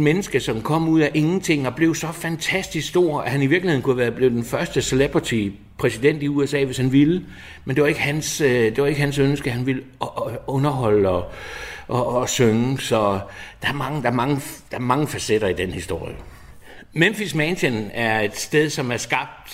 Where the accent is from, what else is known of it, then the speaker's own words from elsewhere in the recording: Odense, Southern Denmark, Denmark; Jeg er født og opvokset i Odense